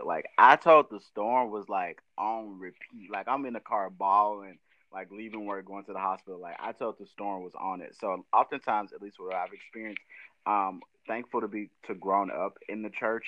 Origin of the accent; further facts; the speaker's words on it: Memphis, Tennessee, United States; growing up in Memphis when you go to schools like White Station, Germantown